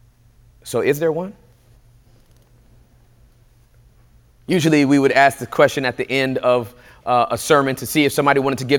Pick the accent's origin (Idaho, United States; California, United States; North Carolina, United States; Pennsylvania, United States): California, United States; Inglewood; moved away; also born or lived in the South; I was born and raised in Inglewood, California